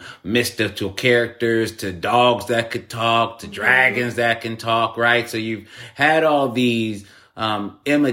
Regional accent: United States; I'm from America

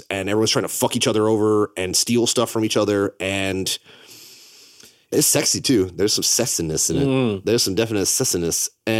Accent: Canada; I think that because I'm Canadian, that adds this element where I get to see these things through a little bit of a different lens.

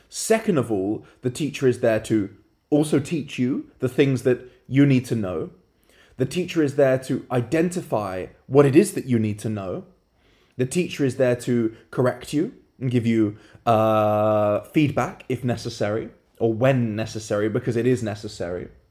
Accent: London, United Kingdom; moved away; Currently in London, my hometown

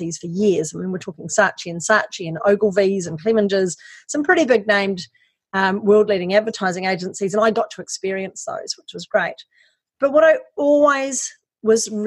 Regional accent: New Zealand; moved away as an adult; also born or lived in Wellington, New Zealand; now in Australia; I'm actually a Kiwi. I'm from New Zealand.

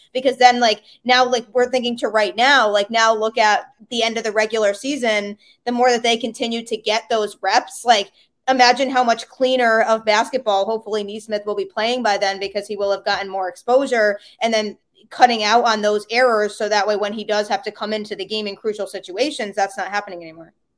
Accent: Connecticut, United States; I grew up, like, about ten to fifteen minutes or so from the Yukon campus

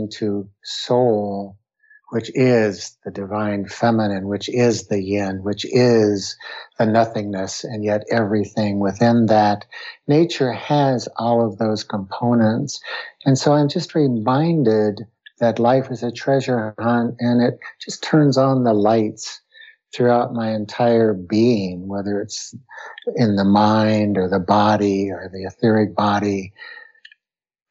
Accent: Western Colorado, United States; also born or lived in New Mexico; was born and raised in Western Colorado to deep, wonderful rural roots within nature

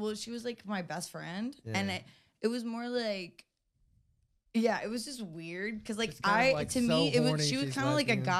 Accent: the South, United States; I mean, but growing up in the South, like, I, like, in my diary, like, growing up

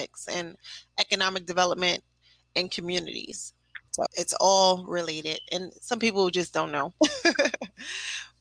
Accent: Newark, New Jersey, United States; also born or lived in Montclair, New Jersey; now in East Orange, United States; I grew up in Newark, New Jersey

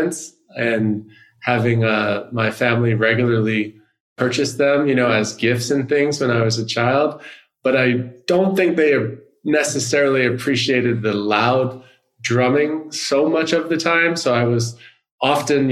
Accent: New York, United States; growing up in the United States, I'm originally from New York

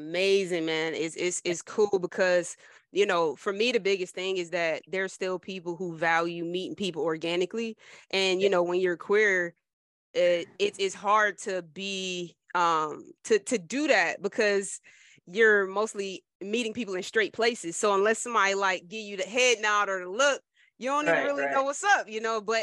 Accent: Trenton, New Jersey, United States; Jersey, I'm from Jersey. I'm from Trenton

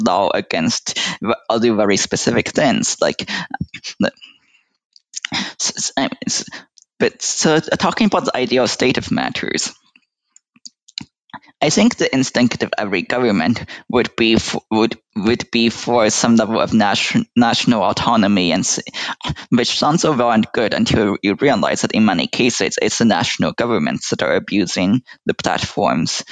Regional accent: United States; speaking as an American

